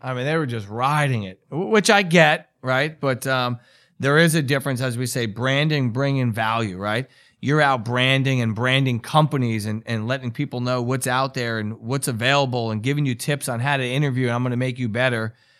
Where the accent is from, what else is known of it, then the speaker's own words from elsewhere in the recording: New York, United States; I'm from New York, and it's kinda the way we talk